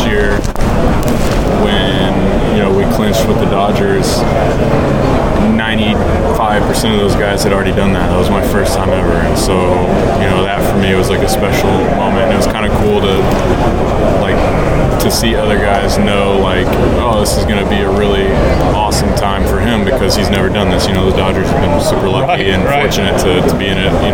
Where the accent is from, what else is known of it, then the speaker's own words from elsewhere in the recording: Texas, United States; my hometown team